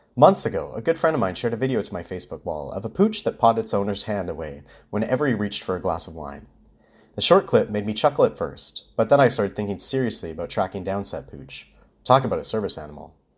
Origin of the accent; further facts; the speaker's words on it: Winnipeg, Manitoba, Canada; now in Vancouver, Canada; my hometown, Winnipeg